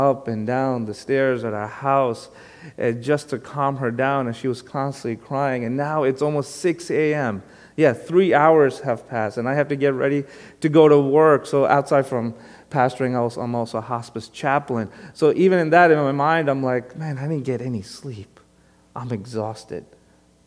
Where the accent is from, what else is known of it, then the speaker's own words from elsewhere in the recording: New York City, New York, United States; also born or lived in Long Island; Even though most of my life has been on Long Island, if anyone asks me, where are you from? I tell them I'm from Brooklyn. Because originally, I am from Brooklyn, born and raised there